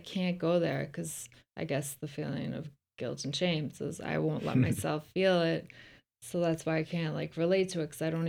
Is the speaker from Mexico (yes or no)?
no; Ireland; now in United States; it's cause I'm not like grown up in America or something.